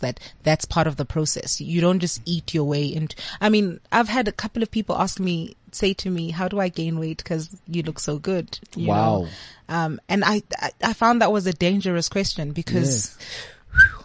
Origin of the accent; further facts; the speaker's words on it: South Africa; I'm South African.